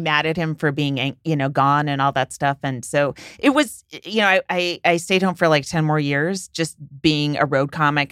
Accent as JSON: {"language": "English", "town": "San Francisco", "region": "California", "country": "United States", "said": "I'm from San Francisco"}